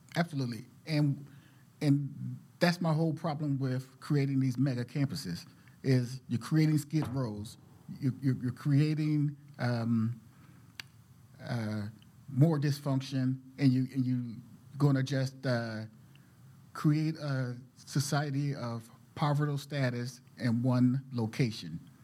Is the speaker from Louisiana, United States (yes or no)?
no; Philadelphia, Pennsylvania, United States; moved away as an adult; now in Portland, United States; I'm from West Philadelphia